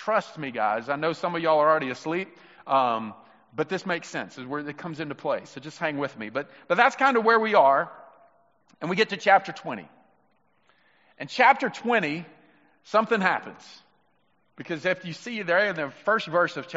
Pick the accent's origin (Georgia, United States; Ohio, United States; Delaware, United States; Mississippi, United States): Mississippi, United States; I'm from Mississippi